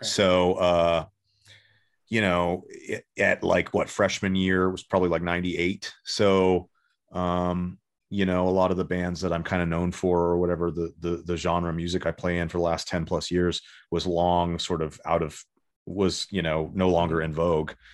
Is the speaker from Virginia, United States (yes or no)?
no; Los Angeles, California, United States; also born or lived in San Diego / Sherman Oaks; I was born in Pa-, Panorama City in, in, in the, uh, north, north part of Lo-, the Los Angeles area in the, in, like, totally the valley. And, uh, grew up there till I was about fourteen or fifteen